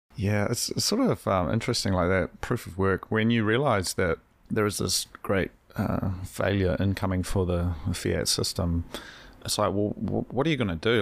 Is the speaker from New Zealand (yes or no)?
yes; Hawke's Bay, New Zealand; now in Wellington, New Zealand; I'm from, I'm from Hawke's Bay, which is unlivable.